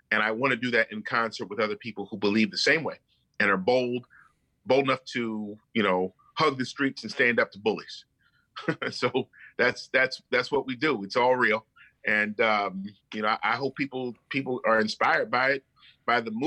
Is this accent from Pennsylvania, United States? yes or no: no; Baltimore, Maryland, United States; also born or lived in Howard County, Maryland; I was born in Baltimore, raised in Baltimore